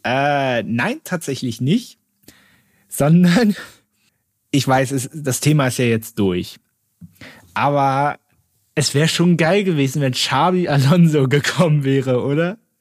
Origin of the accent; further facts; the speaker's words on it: Berlin, Germany; als gebürtiger Berliner